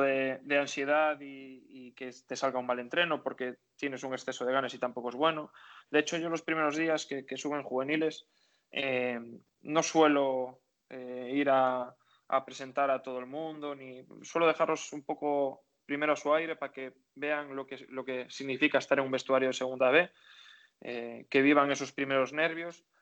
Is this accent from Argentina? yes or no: no; Galicia, Spain; único gallego que estaban en la plantilla